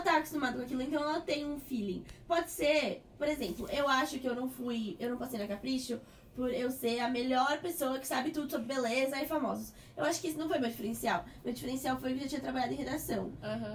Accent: Santos, São Paulo, Brazil; moved away; eu sou de Santos e eu tava com as minhas coisas em Santos

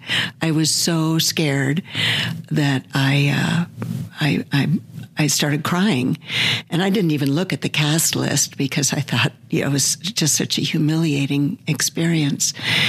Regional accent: Mercer Island, Washington, United States; also born or lived in Scarsdale, New York; Well, I was born back east. I was actually born in Scarsdale, New York, and left there when I was 4 or 5, I think, to Washington State, Mercer Island

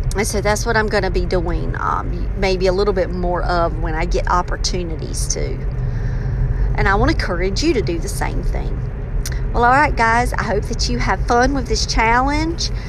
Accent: the South, United States; accent: southern; my southern accent

